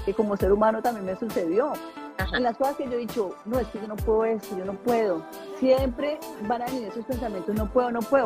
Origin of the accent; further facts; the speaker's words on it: Colombia; now in Atlanta, United States; es mi tierra eh, y llegar allá como, como colombiana, eh, emprendedora, empresaria, inmigrante que llegó a los Estados Unidos